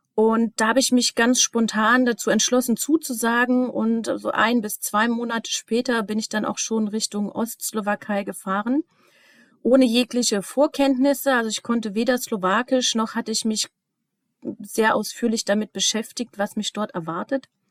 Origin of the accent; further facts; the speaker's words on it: Germany; also born or lived in Eastern Slovakia; now in Leipzig, Germany; als Deutsche